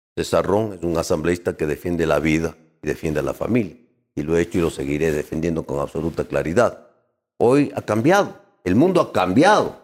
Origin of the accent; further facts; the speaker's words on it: Quito, Pichincha, Ecuador; now in Guayaquil, Ecuador; Yo soy de Guayaquil, nacido en Quito.